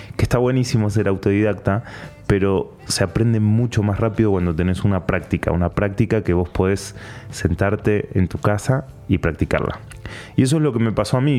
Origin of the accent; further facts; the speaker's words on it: Patagonia, Argentina; moved away as an adult; now in Panama; soy argentino, eh, soy periodista. Nací en la Patagonia, bien al sur de Argentina